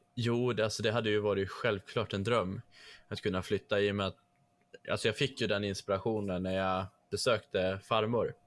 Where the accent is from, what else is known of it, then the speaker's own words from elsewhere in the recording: Trondheim, Trøndelag, Norway; accent: Norwegian; first language Norwegian; Swedish is a second language; now in Sweden; samma område som jag är född i. Alltså i Trondheim, eh, Trondheim, som det heter